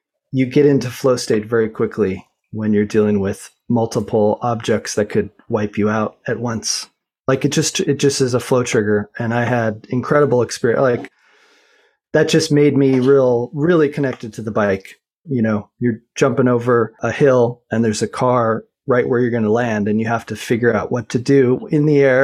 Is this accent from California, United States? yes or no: no; Boulder, Colorado, United States; I grew up in Boulder, Colorado